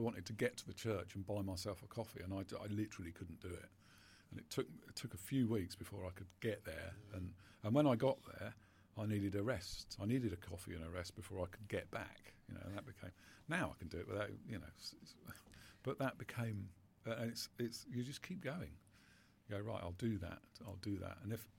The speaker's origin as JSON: {"language": "English", "country": "United Kingdom", "said": "But we're very British about it, aren't we?"}